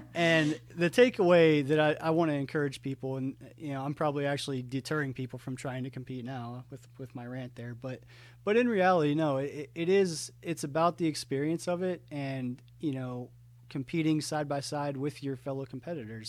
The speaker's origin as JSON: {"language": "English", "region": "Ohio", "country": "United States", "tie": "born or raised there", "moved": "as an adult", "lives_now": "Atlanta, United States", "said": "I grew up in Ohio, moved to Atlanta um, after I graduated college in 2007"}